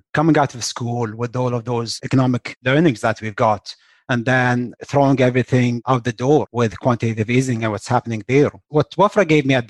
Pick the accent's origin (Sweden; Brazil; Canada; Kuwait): Kuwait; also born or lived in West Lafayette, Indiana, United States; born and raised in Kuwait, went to school in West Lafayette, Indiana, at Purdue specifically.